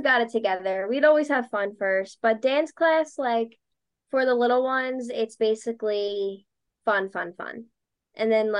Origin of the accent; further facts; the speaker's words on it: Delaware County, Pennsylvania, United States; also born or lived in Drexel Hill, Pennsylvania / Springfield, Pennsylvania; I grew up born and raised in Delco